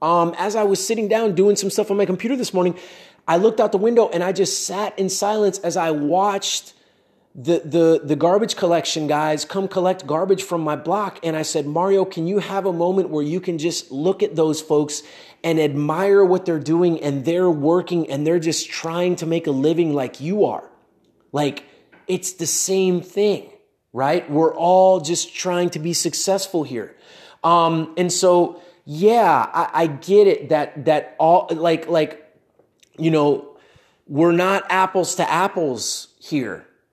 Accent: United States; born there; Like I was born in the United States, but we both had the same amount of opportunities.

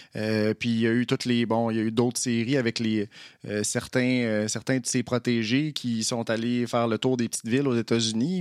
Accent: Trois-Rivières, Quebec, Canada; moved away; also born or lived in Montreal; je suis originaire de Trois-Rivières. J'ai habité à Montréal pendant plusieurs années.

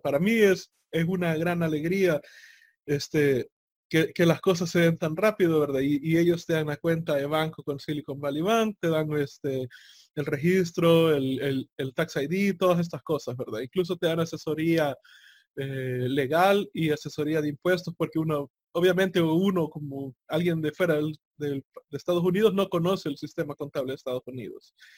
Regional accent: El Salvador

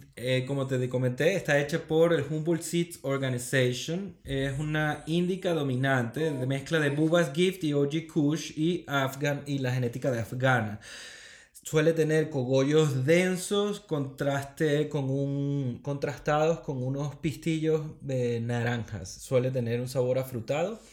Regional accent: Venezuela; now in Spain; siendo venezolanos, ¿no? que los venezolanos siempre tenemos como ese espíritu

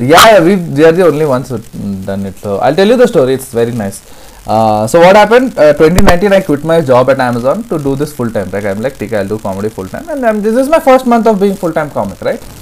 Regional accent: Himachal Pradesh, India; also born or lived in Hyderabad; i am a telugu guy uh, and I grew up in Himachal

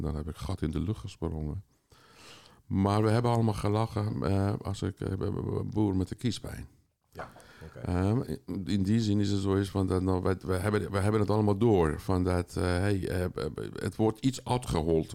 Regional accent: Tehran, Tehran Province, Iran; moved away as an adult; now in Amsterdam, Netherlands; ik kom uit Iran, eh, dus met 18 jaar ben ik in Teheran geweest

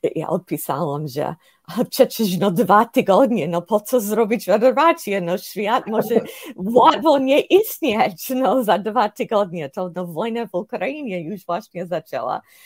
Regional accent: United States; Polish is a second language; moved away as an adult; also born or lived in Prague, Czech Republic / Warsaw, Poland; jestem z Ameryki, jestem ze Stanów Zjednoczonych.

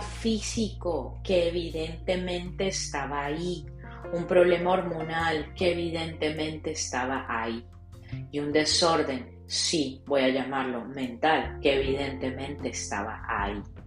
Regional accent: Colombia; moved away as an adult; now in South Florida, United States

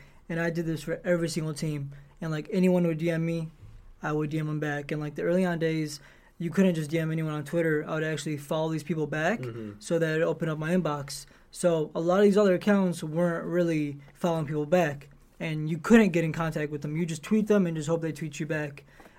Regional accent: Detroit, Michigan, United States; they know I'm from Detroit

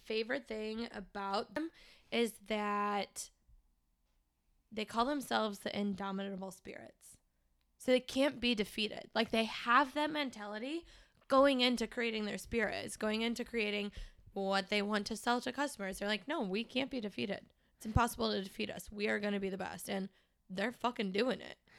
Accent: St. Louis, Missouri, United States; I was born and raised in Saint Louis

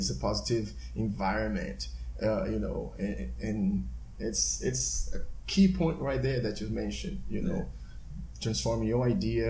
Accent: Salvador, Bahia, Brazil; English is a second language; now in Houston, United States; growing up in Brazil

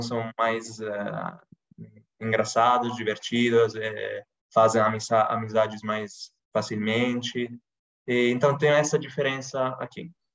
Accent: Milan, Lombardy, Italy; Portuguese is a second language; sou italiano, é, moro em Milão, sou, nasci aqui em Milão que é uma cidade que fica no norte da Itália.

